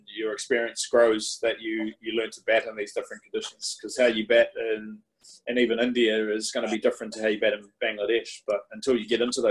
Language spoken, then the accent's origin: English; New Zealand; as a kid growing up in New Zealand